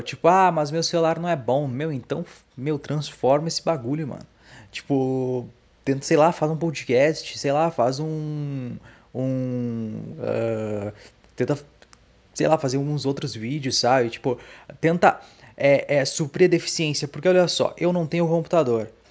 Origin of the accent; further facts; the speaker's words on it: Dom Pedrito, Rio Grande do Sul, Brazil; also born or lived in Santa Maria / Canoas; a minha cidade natal